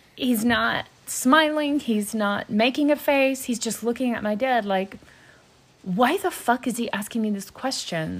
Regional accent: the South, United States; I'm from the South

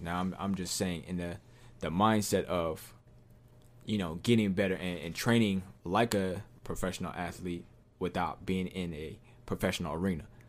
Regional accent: Southern California, United States; I'm from Southern California

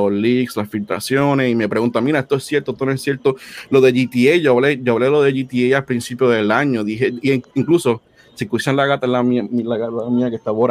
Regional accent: Puerto Rico; now in United States; pues yo me mudé de Puerto Rico para, para acá, para Estados Unidos.

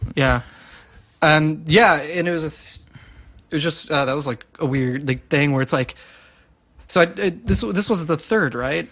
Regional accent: Southlake, Texas, United States; in high school I was working at this gelato shop in my hometown of Southlake

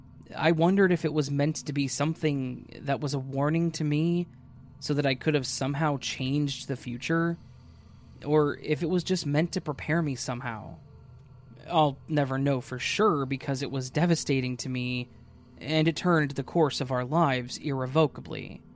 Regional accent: England, United Kingdom; I'm English, and I live in an old Victorian terrace house.

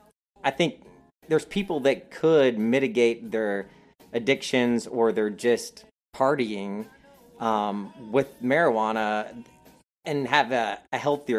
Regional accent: North Carolina, United States; I'm from North Carolina.

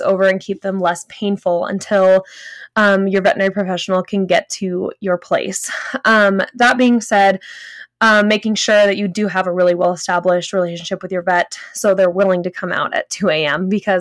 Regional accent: Los Angeles, California, United States; now in Northern Colorado, United States; Growing up in Southern California, Northern LA area

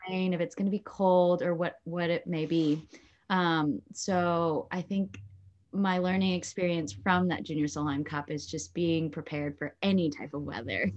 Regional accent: Long Beach, California, United States; also born or lived in Lakewood, California; I was born in Long Beach, California, and now I live in Lakewood, California, which is pretty much right there

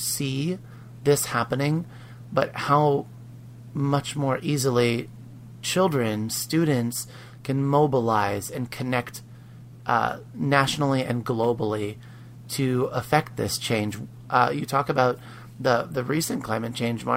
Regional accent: Pennsylvania, United States; growing up in Pennsylvania

